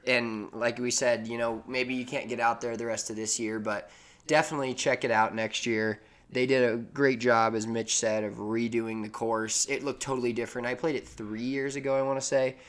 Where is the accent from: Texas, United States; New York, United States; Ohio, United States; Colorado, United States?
Colorado, United States; Denver; we're both from Denver